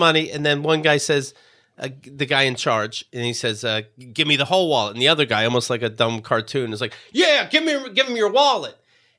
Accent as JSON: {"language": "English", "region": "New York", "country": "United States", "said": "even though I'm a New Yorker"}